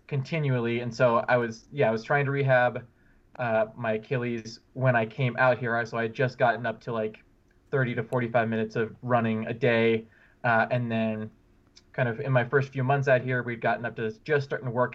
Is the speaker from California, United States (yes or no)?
no; Bellingham, Washington, United States; now in Boulder, United States; I'm originally from Washington State, Bellingham